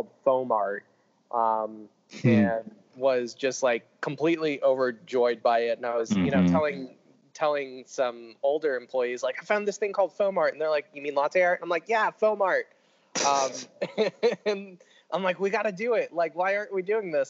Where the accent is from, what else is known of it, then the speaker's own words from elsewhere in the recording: New Port Richey, Florida, United States; I grew up outside of Tampa in a very, very small suburb town called Newport Richey, Florida.